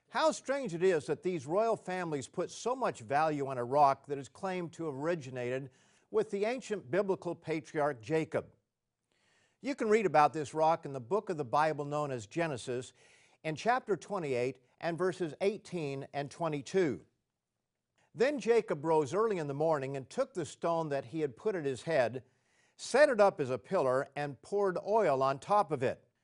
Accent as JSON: {"language": "English", "country": "Canada", "said": "I was a visitor from Canada"}